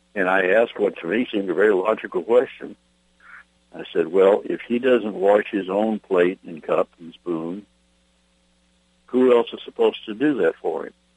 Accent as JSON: {"language": "English", "country": "United States", "said": "I'm an American. I will die a free American"}